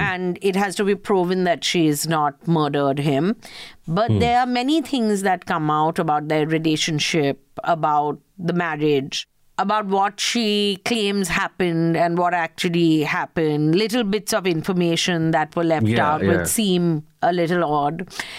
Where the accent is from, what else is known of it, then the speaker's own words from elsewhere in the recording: India; Yeah, also, we are from India.